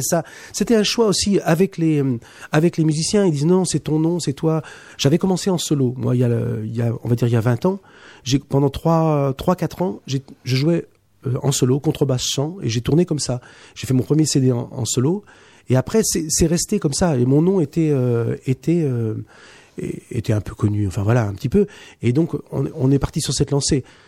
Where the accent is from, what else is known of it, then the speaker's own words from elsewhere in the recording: Poitiers, Nouvelle-Aquitaine, France; chez moi, de Poitiers. On est tous de Poitiers.